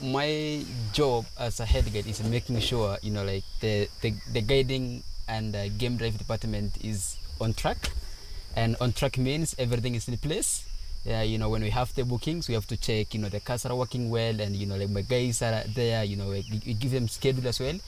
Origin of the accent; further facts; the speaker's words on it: Samburu County, Kenya; I came from Samburu, which is still northern part of Kenya. We are a nomadic tribe